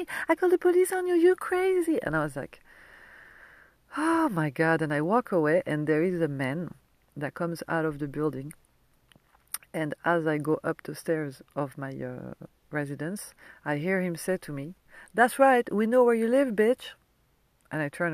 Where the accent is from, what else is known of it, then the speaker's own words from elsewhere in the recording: France; accent: French; English is a second language; moved away; my French accent